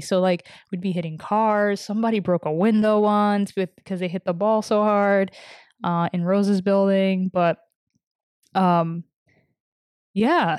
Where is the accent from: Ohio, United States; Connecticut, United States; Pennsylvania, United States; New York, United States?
New York, United States; New York City; moved away; I grew up in Washington Heights